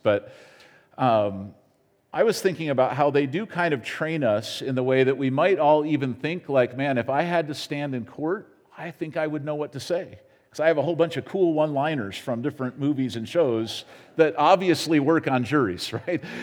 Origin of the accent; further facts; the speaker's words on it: United States; as an American